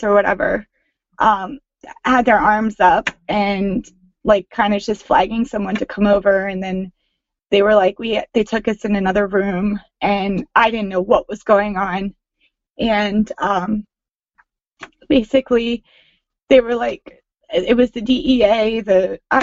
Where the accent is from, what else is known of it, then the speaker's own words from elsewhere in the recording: York, Pennsylvania, United States; now in New York, United States; I'm originally from York, Pennsylvania, but have lived in New York for 13 years